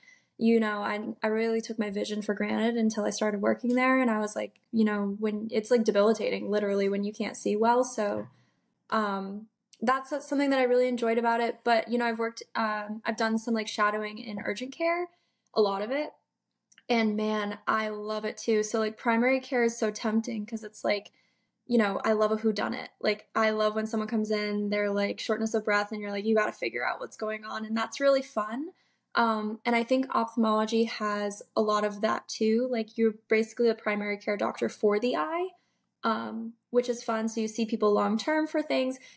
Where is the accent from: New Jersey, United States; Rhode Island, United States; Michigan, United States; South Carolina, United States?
Rhode Island, United States; also born or lived in Burlington, Vermont; Rhode Island.